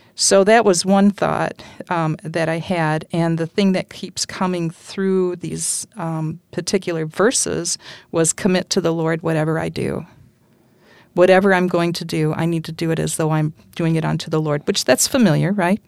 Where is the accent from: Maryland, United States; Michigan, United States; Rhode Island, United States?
Michigan, United States; Holland; also born or lived in West Olive, Michigan; born and raised in Holland, on the north side